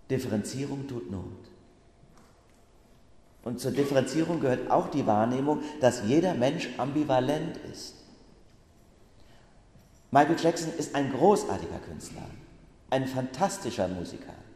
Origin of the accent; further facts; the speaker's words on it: Bacharach, Rhineland-Palatinate, Germany; weil ich am vergangenen Wochenende, da hatte ich ja frei, in Bacharach in meinem Heimatort ein Erlebnis hatte.